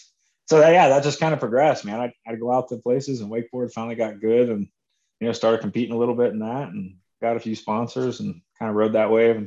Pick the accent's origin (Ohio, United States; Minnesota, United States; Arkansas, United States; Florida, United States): Florida, United States; Orlando; moved away; I grew up in Orlando, you know, Orlando or suburb of Orlando, Florida